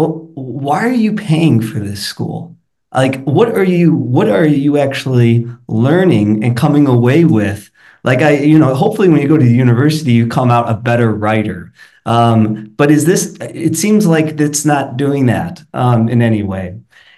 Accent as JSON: {"language": "English", "town": "Chicago", "region": "Illinois", "country": "United States", "tie": "born or raised there", "also_born_or_lived": "Madrid", "said": "growing up in Chicago, or right outside of Chicago"}